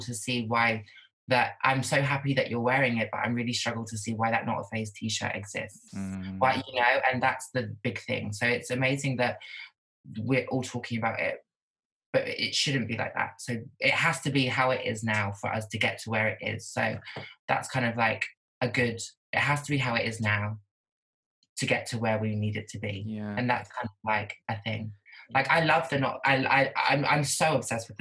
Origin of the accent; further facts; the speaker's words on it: Norwich, East of England, United Kingdom; now in London, United Kingdom; I'm not from London, so it's not diverse. I'm from Norwich. And but even more so, I was in school in a small town.